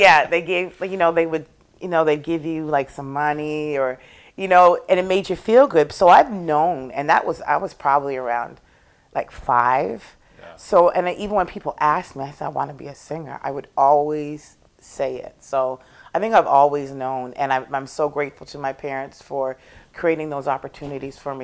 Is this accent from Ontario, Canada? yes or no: yes; Toronto, Ontario, Canada; now in Nova Scotia, Canada; I was born and raised in Toronto by two Scotian parents